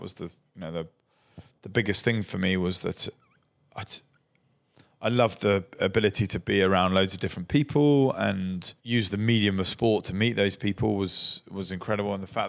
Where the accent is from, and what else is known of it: Brighton, South East England, United Kingdom; born or raised there